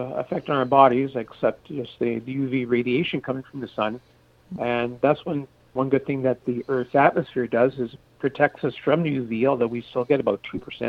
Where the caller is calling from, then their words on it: South Mountain, Ontario, Canada; Yeah, I live in South Mountain, Ontario, and that's about 30 miles south of Ottawa.